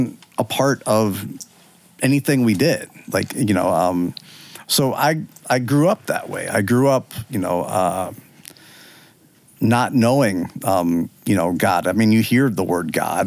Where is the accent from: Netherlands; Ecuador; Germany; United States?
United States; Northern Virginia; I'm from Northern Virginia. I've grown up here my whole life.